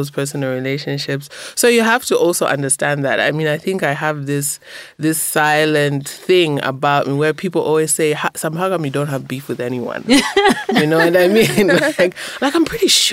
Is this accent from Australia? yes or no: no; Zambia; I'm a journalist from Zambia